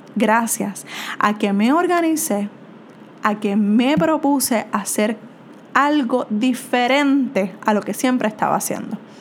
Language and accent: Spanish; Puerto Rico; soy de Puerto Rico